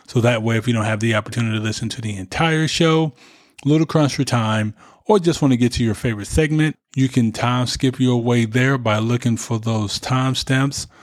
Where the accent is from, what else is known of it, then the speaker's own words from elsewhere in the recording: United States; we are American, even though we were born here